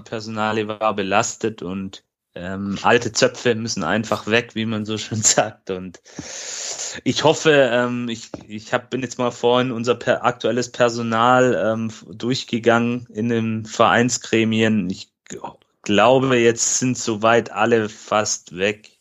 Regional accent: Böblingen, Baden-Württemberg, Germany; hier in meiner Heimatstadt in Böblingen

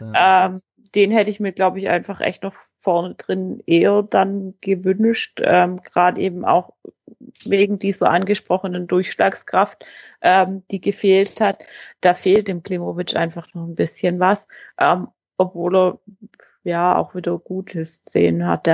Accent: Swabia, Germany; accent: Swabian; bei uns in Schwaben

